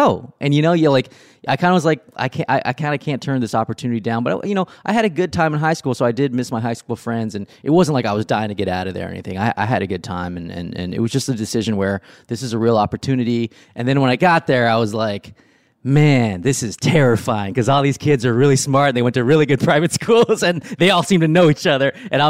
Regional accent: Riverside, California, United States; Again, where I grew up in Riverside, it wasn't a pipeline to Ivy

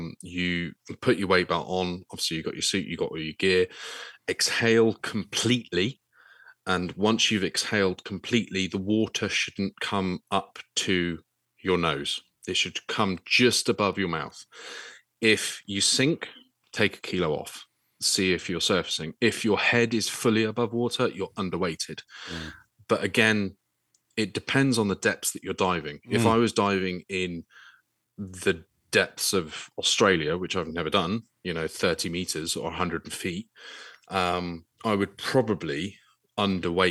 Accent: England, United Kingdom; as an English Brit

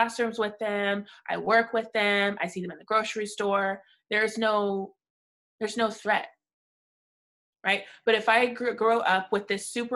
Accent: St. Louis, Missouri, United States; I grew up in St. Louis in the 90s

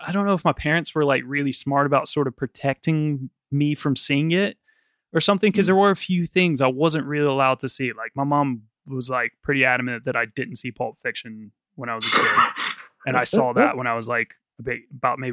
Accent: the South, United States; now in London, United Kingdom; I obviously, like, was growing up in the South, and, like, while my family wasn't, like, really that religious, I was obviously, like, around a lot of very religious Southern Baptist people

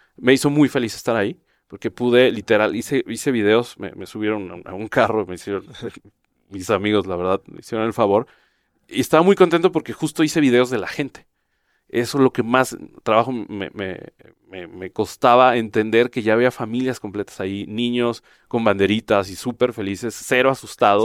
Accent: Jalisco, Mexico; Yo soy de Jalisco

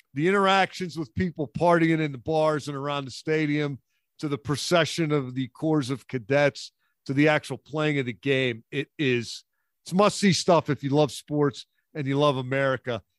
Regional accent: Philadelphia, Pennsylvania, United States; when I grew up in Philadelphia, my dad was into this game, and they played it in Philly every year

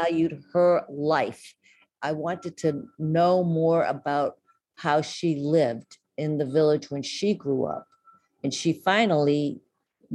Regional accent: United States; also born or lived in Boston / Mexico; I'm an American

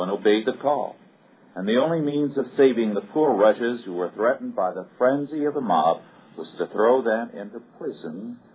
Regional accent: Kingsburg, California, United States; my hometown of Kingsburg

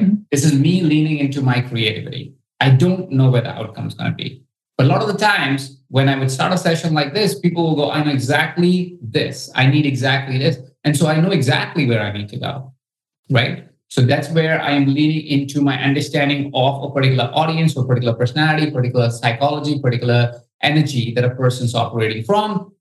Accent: India; I come from India

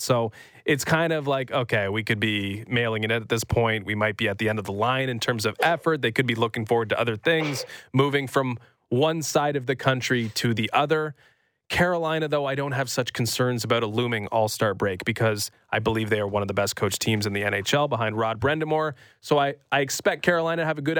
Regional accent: Brampton, Ontario, Canada; also born or lived in Edmonton, Alberta, Canada; I grew up in Brampton

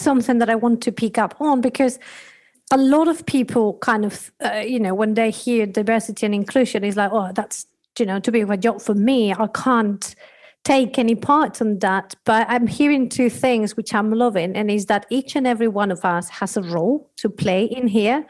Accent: Spain; accent: Spanish; moved away; Like I, for example, come from Spanish background, which you can hear in my accent.

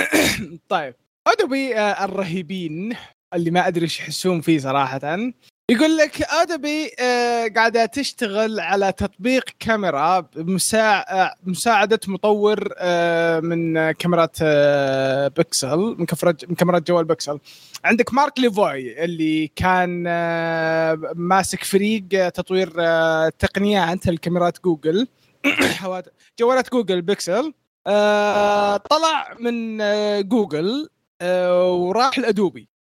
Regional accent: Saudi Arabia; عندنا في السعودية

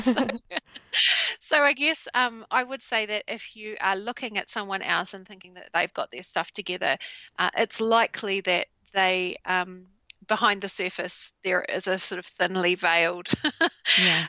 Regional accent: New Zealand; in Christchurch in New Zealand, and my home country

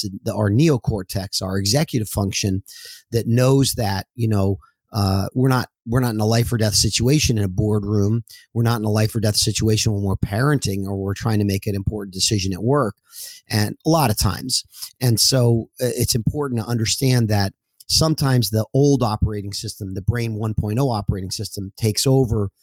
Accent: New Jersey, United States; I'm originally from New Jersey, and I was a wrestler as a young boy

